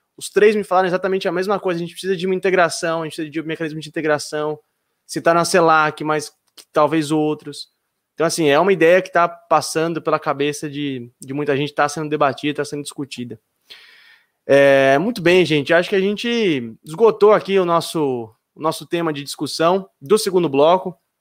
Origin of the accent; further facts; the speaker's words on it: Jundiaí, São Paulo, Brazil; quando eu era criança pequena lá em Jundiaí